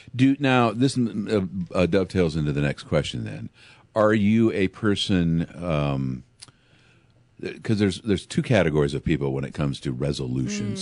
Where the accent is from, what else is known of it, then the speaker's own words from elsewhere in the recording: Pekin, Illinois, United States; I grew up in Pekin